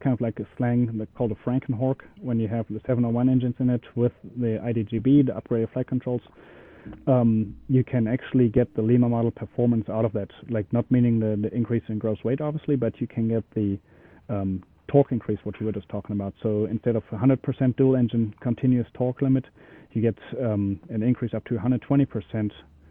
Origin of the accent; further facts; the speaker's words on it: Germany; moved away; I'm originally from Germany